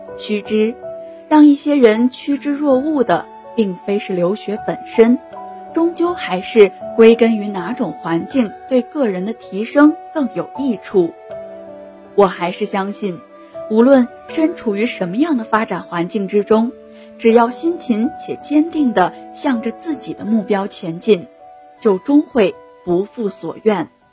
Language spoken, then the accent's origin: Chinese; Shijiazhuang, Hebei, China; moved away as an adult; now in Nanjing, China; 来自河北石家庄，我在南京大学，距离我的家乡八百六十六公里